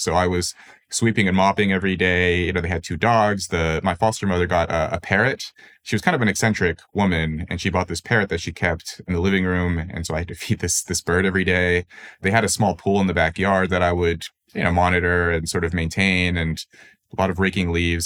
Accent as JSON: {"language": "English", "town": "Los Angeles", "region": "California", "country": "United States", "tie": "born or raised there", "said": "I was born into poverty in Los Angeles"}